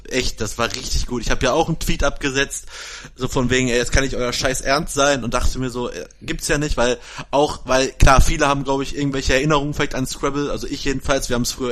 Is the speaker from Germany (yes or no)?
yes; Germany; Und in den äh, Lokalitäten, wo bei uns in Essen Backgammon gespielt wird, darf ich nicht rein als Deutscher.